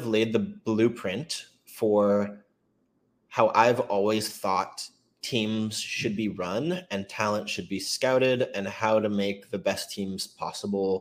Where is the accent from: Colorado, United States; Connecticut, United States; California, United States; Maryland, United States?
Maryland, United States; moved away as an adult; also born or lived in Boston, Massachusetts; I'm from Maryland